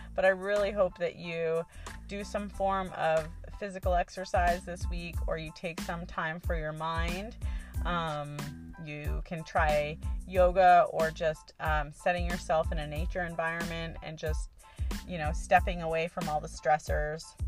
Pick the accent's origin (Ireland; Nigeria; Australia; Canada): Canada; now in Hawaii, United States; I am originally from Canada and I'm only a permanent resident